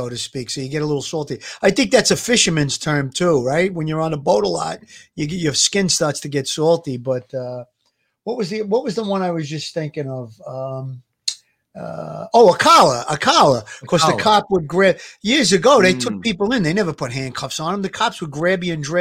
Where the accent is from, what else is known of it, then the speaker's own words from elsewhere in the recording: New York City, New York, United States; I grew up in Gravesend